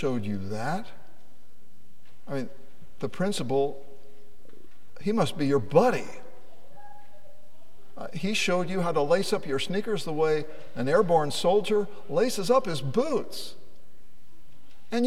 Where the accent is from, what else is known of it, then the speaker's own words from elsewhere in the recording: Lafayette, Indiana, United States; I grew up in Lafayette, Indiana, and I attended Edgelia Elementary School